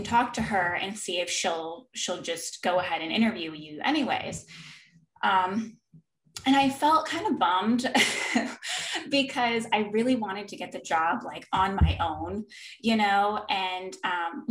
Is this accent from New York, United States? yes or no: no; San Diego, California, United States; moved away as an adult; now in North Carolina, United States; we ended up going to San Diego, which is my hometown